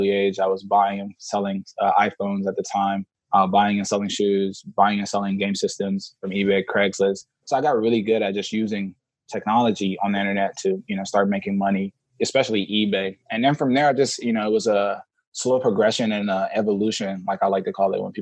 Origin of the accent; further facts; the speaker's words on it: Atlanta, Georgia, United States; also born or lived in Senegal; I grew up in Senegal, West Africa. Oh wow! I, moved, I moved to America when I was about five years old. I moved straight to Atlanta with my two older brothers and two older sisters, youngest in my family.